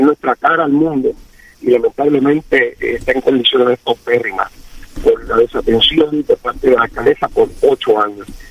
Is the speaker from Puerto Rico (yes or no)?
yes; Puerto Rico